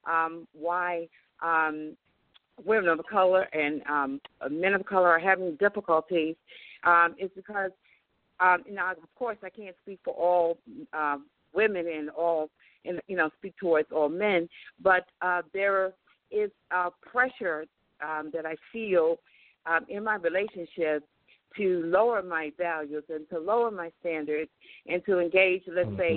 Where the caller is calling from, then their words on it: Atlanta, Georgia, United States; I'm calling from Atlanta, Georgia